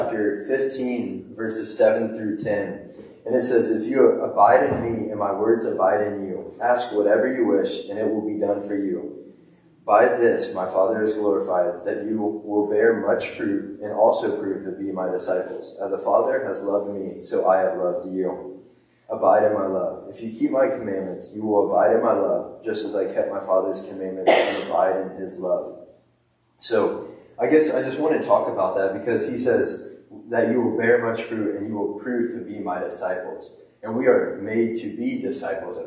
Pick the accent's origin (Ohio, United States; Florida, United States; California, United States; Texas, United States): Ohio, United States; Dayton; I'm from Dayton, Ohio